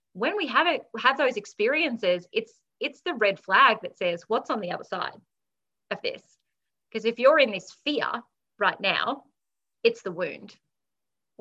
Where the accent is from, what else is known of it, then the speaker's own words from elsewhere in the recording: Australia; being Australian